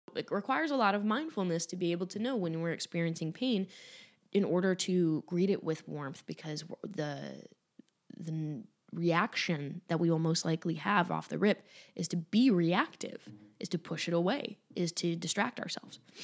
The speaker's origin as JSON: {"language": "English", "town": "Cleveland", "region": "Ohio", "country": "United States", "tie": "born or raised there", "moved": "yes", "said": "I'll be in Cleveland as well which is my hometown."}